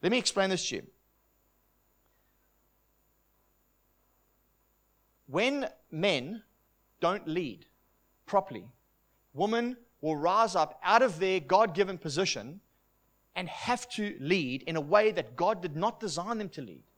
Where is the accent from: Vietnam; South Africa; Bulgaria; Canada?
South Africa; I'm from South Africa, and it's a conservative place